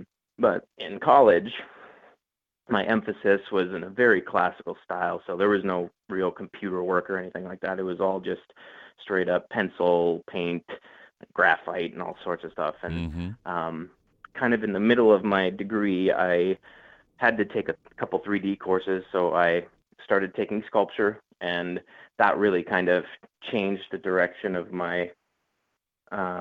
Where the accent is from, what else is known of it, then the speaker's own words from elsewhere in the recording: Crookston, Minnesota, United States; I grew up in Crookston and was very active, kind of sporty kid